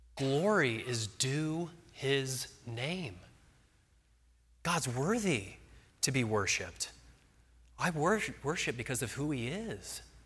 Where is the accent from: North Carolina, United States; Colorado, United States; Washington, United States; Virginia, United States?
Colorado, United States; Arvada; moved away as an adult; also born or lived in Nashville, Tennessee; my wife and I are from Colorado. We grew up in Arvada, but we lived for six years in Nashville.